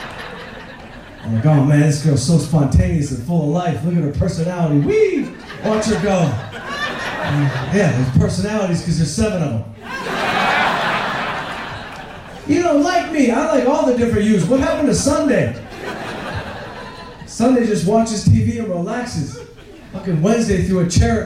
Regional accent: Detroit, Michigan, United States; I grew up outside Detroit

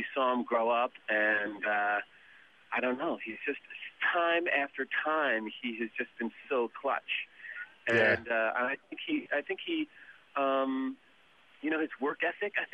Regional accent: New Jersey, United States; moved away as an adult; also born or lived in Los Angeles; now in New York, United States; I'm from New Jersey

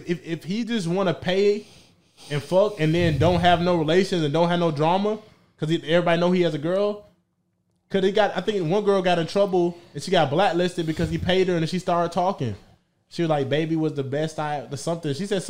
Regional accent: Atlanta, Georgia, United States; I'm not even Canadian. I'm from Atlanta.

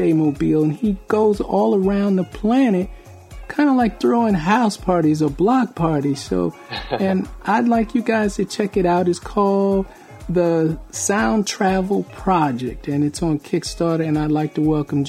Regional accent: Bridgeport, Connecticut, United States; I grew up in Bridgeport, Connecticut

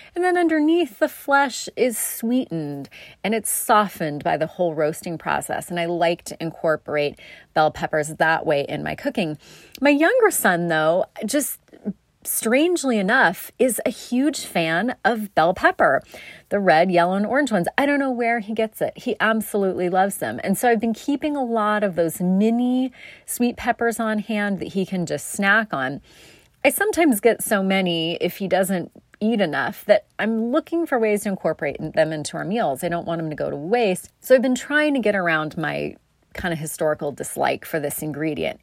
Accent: South Coast, Oregon, United States; growing up on the South Coast

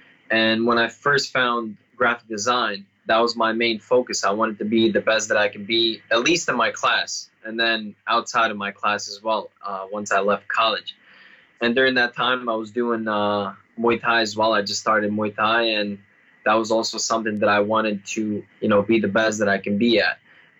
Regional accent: Bosnia & Herzegovina; born there; English is a second language; moved away; also born or lived in Serbia; I was born in Bosnia. I'm a Serbian born in Bosnia, and we had a civil war beginning in the 1990s. And so when the country split up, we had to flee with my family.

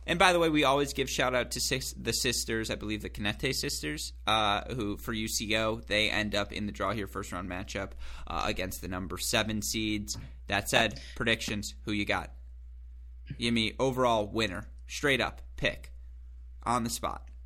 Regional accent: West Bloomfield, Michigan, United States; from my hometown, Go Sports Club West Bloomfield

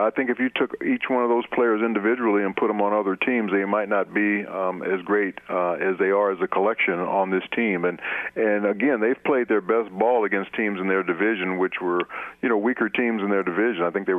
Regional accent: Los Angeles, California, United States; I remember I'm from Los Angeles, California.

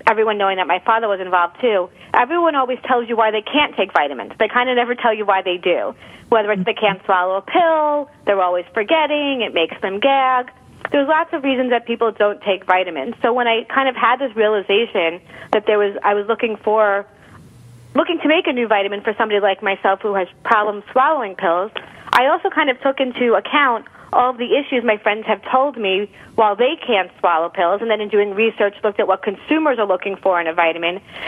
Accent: Long Island, New York, United States; also born or lived in Michigan; I grew up in Long Island, New York

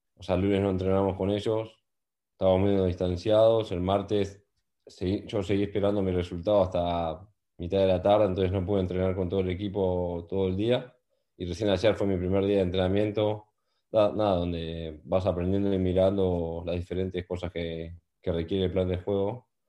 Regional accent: Argentina; moved away as an adult; now in Newcastle, United Kingdom; somos tres argentinos que estamos juntos

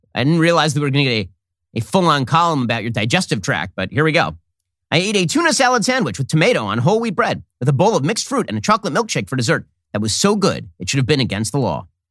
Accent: United States; We're American citizens

